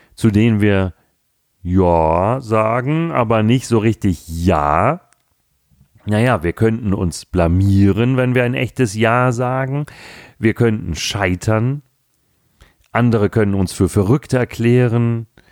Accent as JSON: {"language": "German", "region": "Hamburg", "country": "Germany", "tie": "born or raised there", "said": "Gerade im Norden, wo ich herkomme, ich bin ja nun gebürtiger Hamburger"}